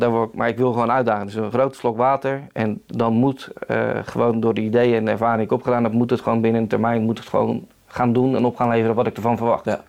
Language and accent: Dutch; Netherlands; wij als Nederlanders